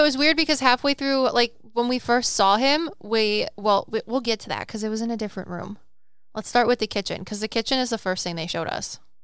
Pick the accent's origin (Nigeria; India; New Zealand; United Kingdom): United Kingdom; Welsh, Wales; I'm Welsh